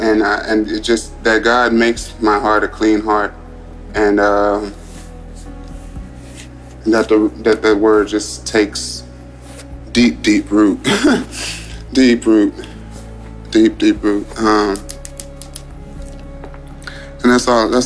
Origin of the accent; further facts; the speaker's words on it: Houston, Texas, United States; I'm from Houston, Texas.